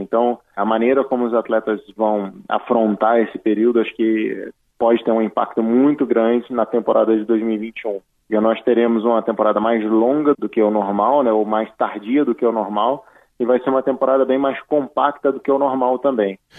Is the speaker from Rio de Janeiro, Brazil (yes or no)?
yes; Petrópolis, Rio de Janeiro, Brazil; Eu estou em Petrópolis, que é a minha cidade natal, onde a minha família reside